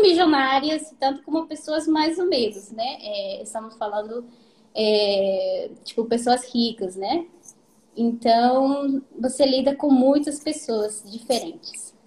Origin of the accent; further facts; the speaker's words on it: Peru; Portuguese is a second language; moved away as an adult; now in Japan; eu sou peruana, tá? Uhum. Tenho 24 anos, casei faz dois anos. Moro Sim. no Japão seis anos.